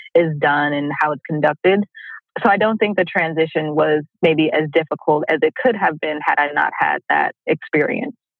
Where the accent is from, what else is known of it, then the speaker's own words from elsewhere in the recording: Oakland, California, United States; I'm originally from Oakland, California